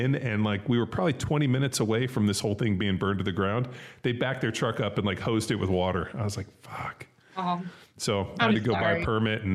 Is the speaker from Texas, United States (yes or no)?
no; California, United States; when we were kids and growing up in California